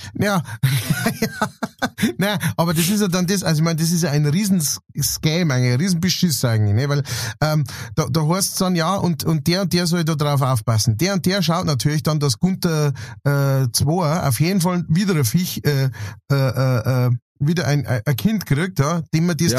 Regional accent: Straubing, Bavaria, Germany; Straubing, wo ich her bin

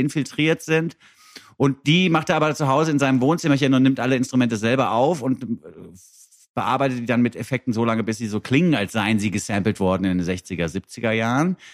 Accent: Frankfurt am Main, Hesse, Germany; moved away; Mir als Frankfurter

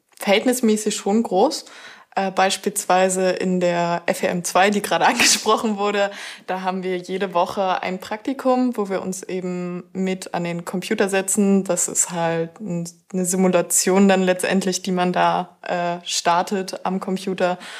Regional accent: northeast Brandenburg, Germany; now in Zittau, Germany; Ich komme aus einem winzigen Dorf im Nordosten Brandenburgs, direkt von der Grenze

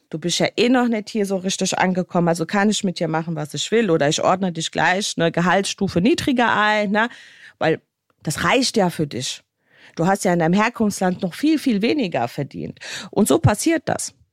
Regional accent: Bosnia & Herzegovina; Ihr wisst ja, ich komme aus Bosnien und Herzegowina und Bosnien ist ein Land, was so ein bisschen ziemlich hinten dran steht mit allem, was sie tun.

